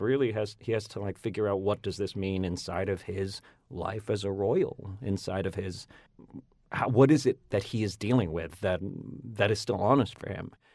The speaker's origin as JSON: {"language": "English", "region": "Northern Virginia", "country": "United States", "tie": "born or raised there", "accent": "Northern Virginia", "said": "I grew up in Virginia, you know, so a large part of my of, about, of my sound is at actually, weirdly, Northern Virginia"}